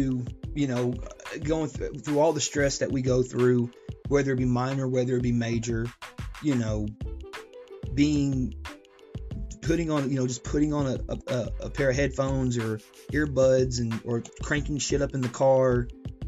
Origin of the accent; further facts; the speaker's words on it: Chattanooga, Tennessee, United States; moved away as an adult; now in Georgia, United States; I'm Chattanooga born and bred.